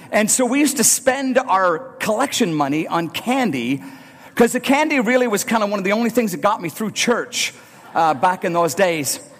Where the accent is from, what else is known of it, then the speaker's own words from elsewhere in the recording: Northern Ireland, United Kingdom; Some of my earliest memories of going to church are as a young boy growing up in Northern Ireland.